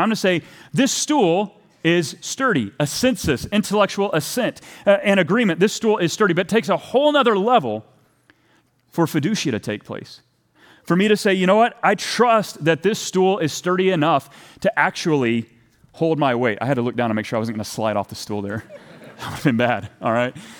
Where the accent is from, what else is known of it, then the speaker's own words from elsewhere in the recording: Texas, United States; moved away; I'm from Texas originally